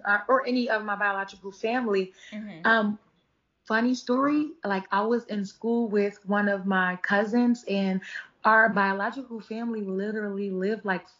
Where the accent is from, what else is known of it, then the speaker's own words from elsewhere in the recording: Philadelphia, Pennsylvania, United States; I am from North Philadelphia, born and raised.